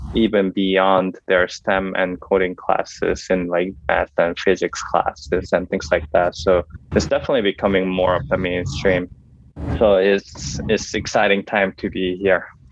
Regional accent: South Korea; now in San Diego, United States; I'm originally from Korea

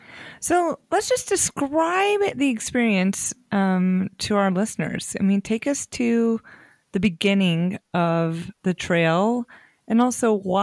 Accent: United States; as an American, I don't know when I'm going to get to go to New Zealand

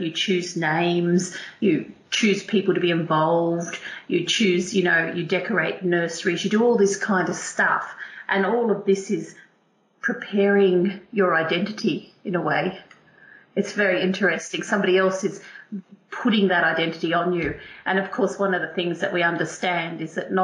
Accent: Australia; first language English; also born or lived in England; now in United Kingdom; I'm Australian, but obviously I've come over to this country, I've emigrated to this country, and I have a British passport

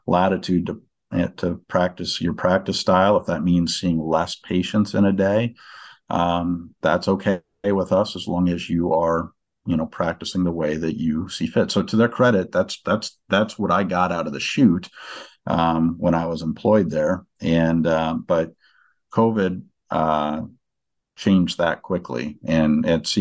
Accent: Northwest Iowa, United States; moved away; also born or lived in Des Moines, Iowa; we moved and went to Northwest Iowa. And, that was my hometown where I am now

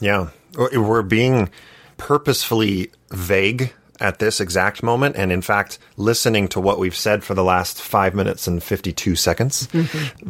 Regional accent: Santa Barbara, California, United States; moved away as an adult; now in Utah, United States; I grew up in Santa Barbara, California

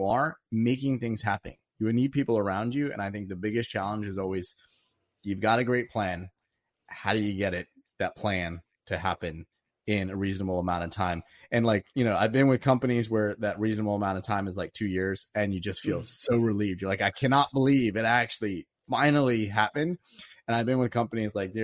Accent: East Coast, United States; moved away as an adult; also born or lived in Silicon Valley; I was originally from the East Coast and I moved out to Silicon Valley

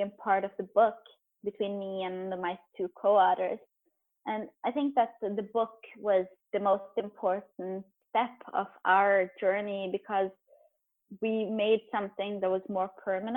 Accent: Norway; also born or lived in Beirut, Lebanon; I was born in Beirut, but I've lived almost my whole life in Norway

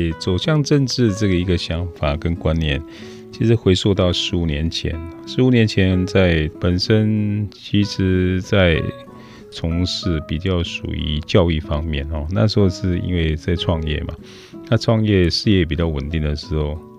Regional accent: Guanxi, Hsinchu County, Taiwan; now in Zhubei, Taiwan; 关西长大，其实我是在出生在一个公务员的家庭，他妈妈本身是很朴实的管家。那我们有七个兄弟姐妹。比较山区这个乡镇，没有很多的资源。

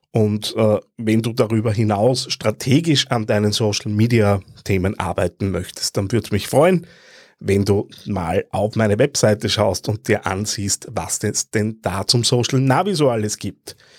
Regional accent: Austria; wenn ich als Österreicher

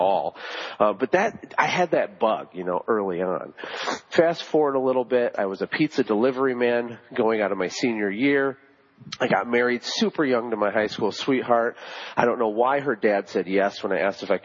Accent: Flint, Michigan, United States; I was born in Flint, you know, where they're having the water crisis right now. That's my hometown

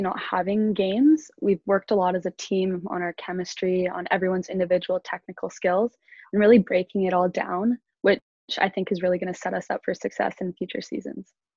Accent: North Vancouver, British Columbia, Canada; moved away as an adult; now in Kingston, Canada; I'm also from North Vancouver, BC.

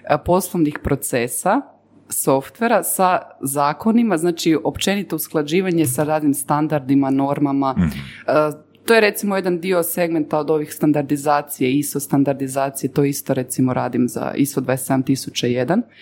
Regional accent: Herzegovina, Bosnia & Herzegovina; ja sam Hercegovac

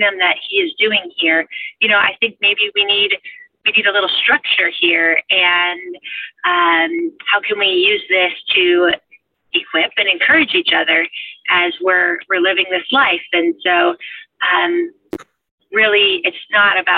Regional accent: Seattle, Washington, United States; moved away; So I grew up in Seattle, and I've lived all over the country

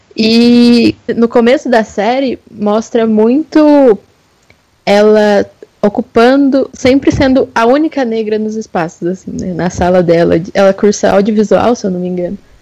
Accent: São Paulo, Brazil; now in Minas Gerais, Brazil; Eu sou de São Paulo, mas moro em Minas Gerais atualmente

